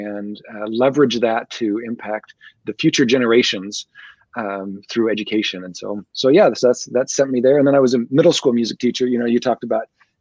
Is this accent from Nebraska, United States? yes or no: yes; Nebraska, United States; moved away; So I was born and raised in Nebraska, spent most of my career there.